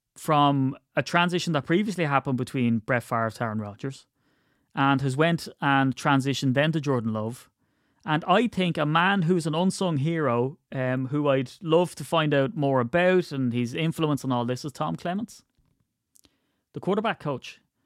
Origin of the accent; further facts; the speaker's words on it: Ireland; I'm Irish